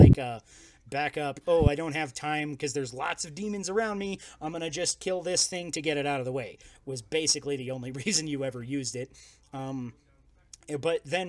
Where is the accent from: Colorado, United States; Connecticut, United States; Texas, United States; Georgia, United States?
Colorado, United States; we're from Colorado